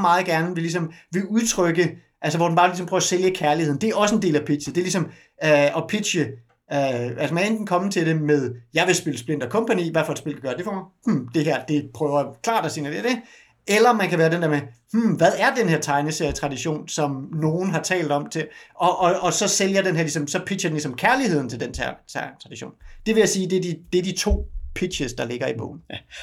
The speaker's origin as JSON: {"language": "Danish", "country": "Denmark", "said": "som dansker"}